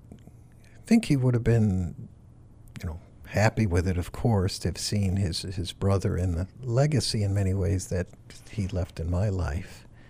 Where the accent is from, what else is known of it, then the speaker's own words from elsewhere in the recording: Farmington, Connecticut, United States; moved away as an adult; now in Massachusetts, United States; I grew up in Farmington, Connecticut